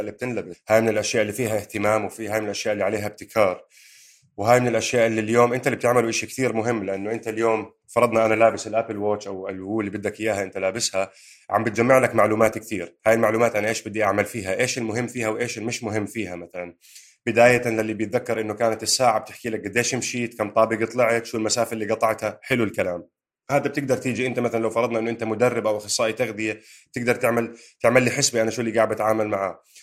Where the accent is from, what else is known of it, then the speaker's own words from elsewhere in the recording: Jordan; moved away as an adult; now in United Kingdom; انا وياك اجينا من الاردن على بريطانيا